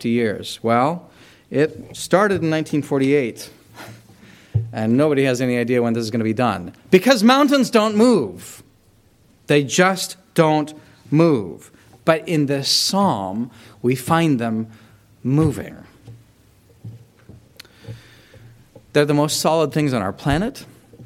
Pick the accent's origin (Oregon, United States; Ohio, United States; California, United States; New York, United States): California, United States; I grew up in California